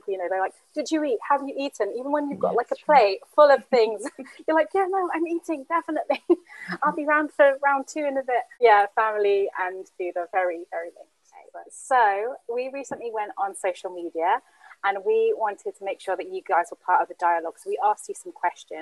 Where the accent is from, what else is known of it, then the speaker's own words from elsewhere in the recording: London, United Kingdom; when I was younger, growing up in Camden, my mum actually used to work shift work